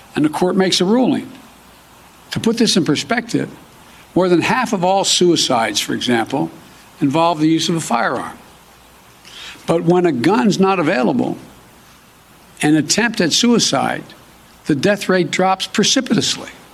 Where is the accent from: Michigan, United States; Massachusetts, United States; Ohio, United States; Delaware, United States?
Delaware, United States; my home state of Delaware